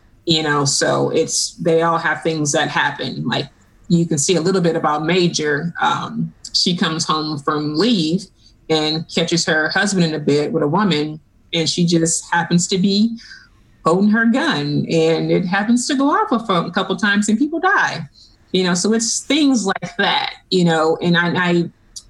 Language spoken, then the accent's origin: English; Chicago, Illinois, United States; moved away as an adult; I grew up born and raised in Chicago. And I was born and raised in the projects